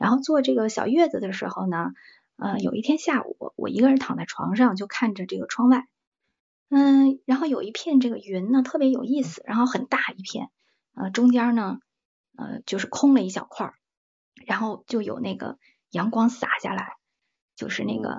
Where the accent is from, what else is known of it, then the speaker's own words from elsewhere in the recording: Taiyuan, Shanxi, China; moved away as an adult; now in Shanghai, China; 我是山西太原人，嗯， {S0} 嗯 {S12} 因为我我我人在上海，就是我在南方吧，很久了，我从十八岁离开家，呃，到现在我在呃南方生活的这个时间吧，比在呃家乡生活的时间还要长